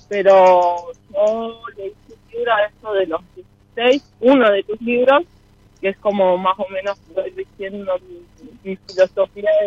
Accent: General Roca, Río Negro, Argentina; De General Roca, provincia de Río Negro.

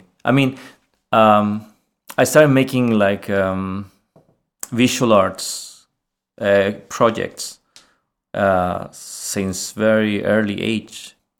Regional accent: Chile; English is a second language; moved away as an adult; now in Sweden; I am from Chile, yes.

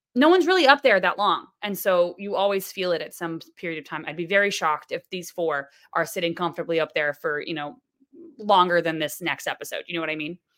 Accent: Florida, United States; now in New York, United States; I'm from Florida

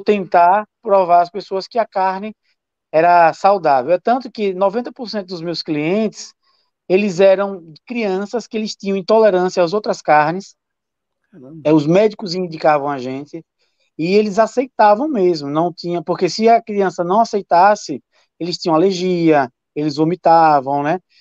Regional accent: Sergipe, Brazil; eu como sergipano

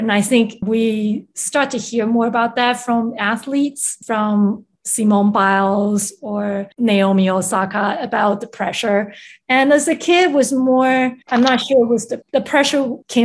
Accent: Taiwan; English is a second language; moved away; also born or lived in Chicago; I was born and raised in Taiwan, where music education was highly regarded.

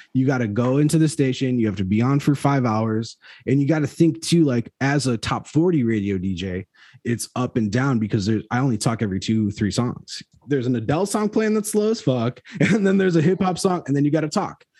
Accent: Chicago, Illinois, United States; I'm from Chicago

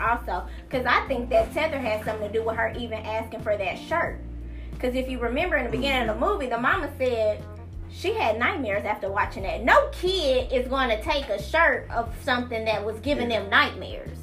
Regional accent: United States; as an American

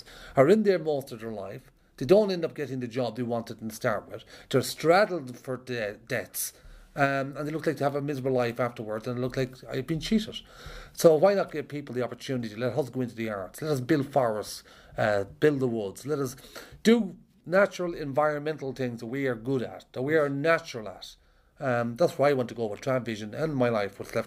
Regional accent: Ireland; I'm an Irish traveller, and I grew up around a lot of conflict

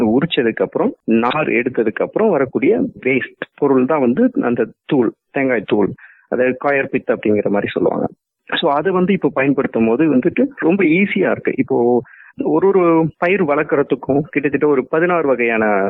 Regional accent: Dharmapuri district, Tamil Nadu, India; moved away as an adult; also born or lived in Queensland, Australia; now in Australia; நான் தமிழ்நாட்டில் தருமபுரிங்கிற டிஸ்ட்ரிக்ட்ல பிறந்தேன்

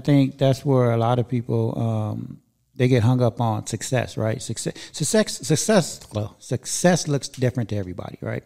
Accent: Inglewood, California, United States; moved away as an adult; also born or lived in Encino / Chatsworth / Northridge / Granada Hills; now in Antelope Valley, United States; I was born and raised in Inglewood

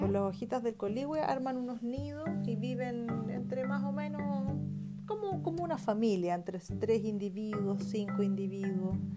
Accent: Chile; Nosotros que somos chilenos

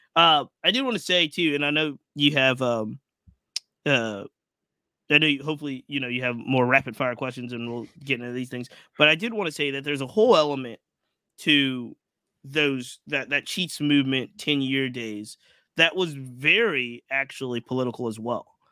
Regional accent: Virginia, United States; I'm local, so I grew up in Virginia.

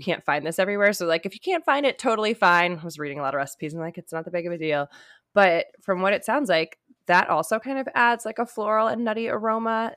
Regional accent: United States; I'm American as hell right now.

